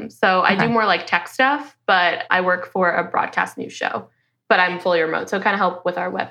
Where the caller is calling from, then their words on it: Washington, District of Columbia, United States; I'm I'm in Washington, DC.